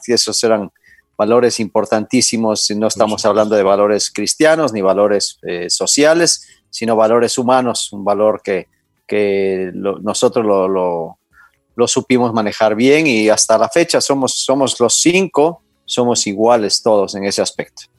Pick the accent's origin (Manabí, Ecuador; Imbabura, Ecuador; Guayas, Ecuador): Imbabura, Ecuador; Ibarra; yo nací en Ibarra en el 68